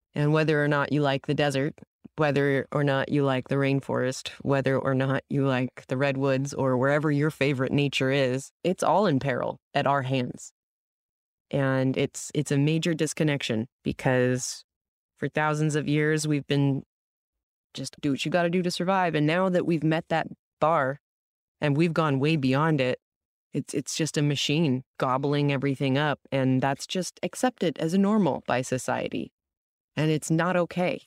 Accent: San Diego, California, United States; growing up in San Diego

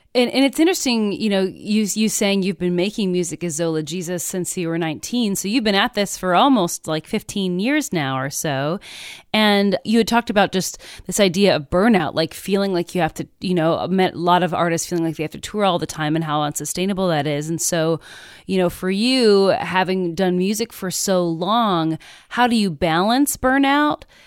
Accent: Midwest, United States; I'm also from the Midwest

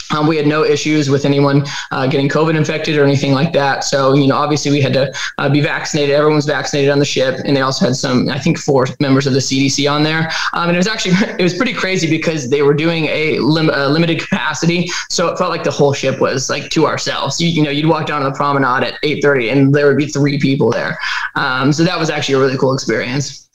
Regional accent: Texas, United States; I'm from Texas

